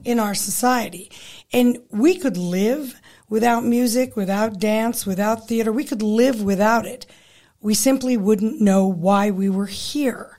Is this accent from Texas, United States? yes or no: no; Pueblo, Colorado, United States; moved away as an adult; also born or lived in Fort Collins / Boulder / Halifax / Toronto; I grew up in Pueblo